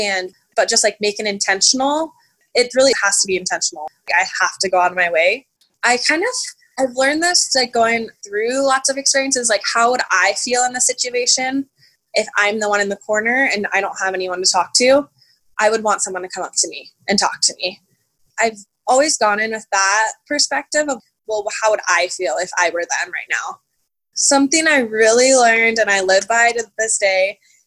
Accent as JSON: {"language": "English", "town": "Las Vegas", "region": "Nevada", "country": "United States", "said": "I'm from Las Vegas, so it's a big city, but it's also a pretty small town when it comes to knowing people."}